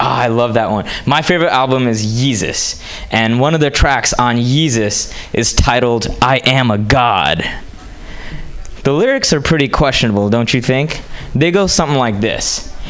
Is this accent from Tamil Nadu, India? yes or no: no; Hyderabad, Telangana, India; English is a second language; now in United States; You see, I grew up in India and moved to this country from a small town called Hyderabad. Okay, and I moved here 10 years ago.